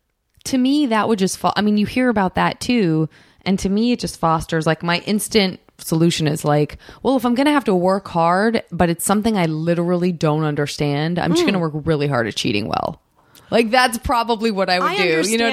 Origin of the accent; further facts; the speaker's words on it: Tucson, Arizona, United States; From Tucson, Arizona.